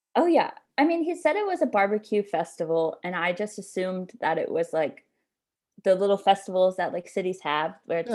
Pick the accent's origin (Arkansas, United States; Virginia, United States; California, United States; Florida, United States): Florida, United States; Jacksonville; moved away; I'm originally from Jacksonville